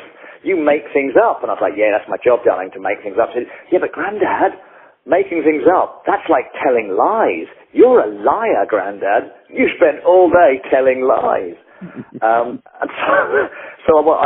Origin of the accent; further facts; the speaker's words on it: England, United Kingdom; I'm English